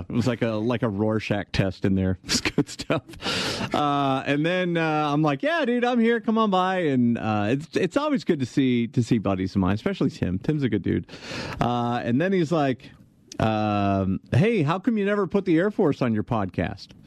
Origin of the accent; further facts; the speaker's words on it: Albuquerque, New Mexico, United States; I'm from Albuquerque, New Mexico.